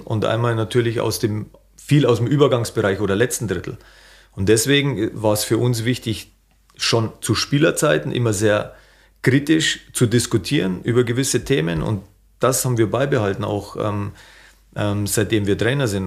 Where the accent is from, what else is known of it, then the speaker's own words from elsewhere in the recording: Bavaria, Germany; accent: Bavarian; moved away as an adult; now in Hanover, Germany; immer in meinem Heimatland Bayern gewesen zu sein